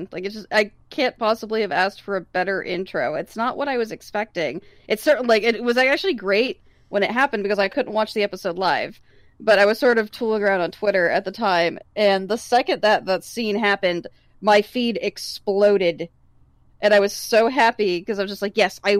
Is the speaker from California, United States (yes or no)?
yes; California, United States; I grew up in California, and in California, you don't talk to your neighbors.